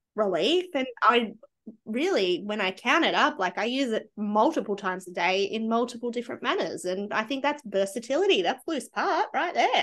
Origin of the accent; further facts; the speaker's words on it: Australia; being Australian